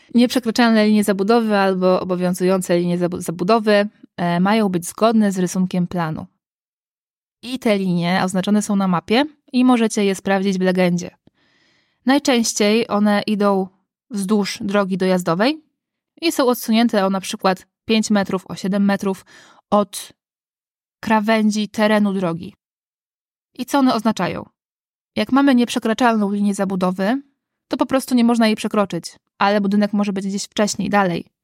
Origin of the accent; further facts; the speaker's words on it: Gdańsk, Pomeranian Voivodeship, Poland; ja jestem z Gdańska